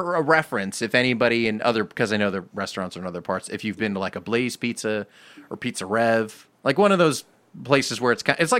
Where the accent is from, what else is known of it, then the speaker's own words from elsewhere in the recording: Southern California, United States; I grew up near the beach. Southern California.